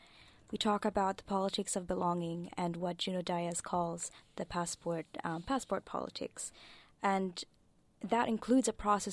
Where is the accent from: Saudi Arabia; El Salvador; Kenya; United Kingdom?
Saudi Arabia; accent: American twang; moved away as an adult; also born or lived in Malaysia; now in Australia; I did not grow up in Australia. I grew up in Saudi Arabia. I lived there for 18 years. I lived in Malaysia for a year, and then I came here. I have an American twang to my accent